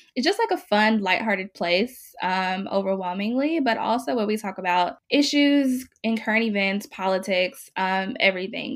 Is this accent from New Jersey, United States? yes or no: no; Mississippi, United States; now in Oakland, United States; I am currently based in Oakland, California, and I was born and raised in Mississippi.